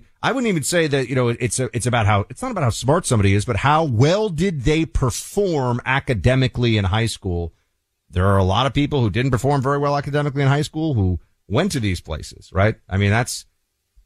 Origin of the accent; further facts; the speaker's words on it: New York City, New York, United States; growing up in New York City